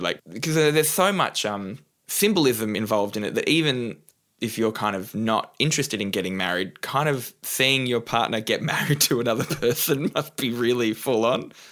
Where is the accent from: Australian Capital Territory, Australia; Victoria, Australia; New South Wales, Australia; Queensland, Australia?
New South Wales, Australia; Newcastle; I grew up in Newcastle, New South Wales, on the coast.